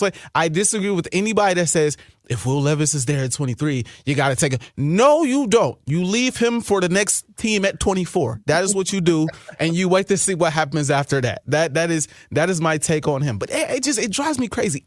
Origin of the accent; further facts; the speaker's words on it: Wisconsin, United States; now in Minnesota, United States; I'm from Wisconsin